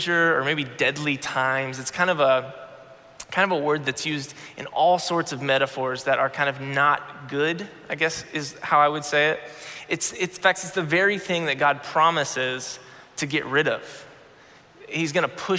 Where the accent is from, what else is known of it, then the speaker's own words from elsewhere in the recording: Florida, United States; I grew up in Florida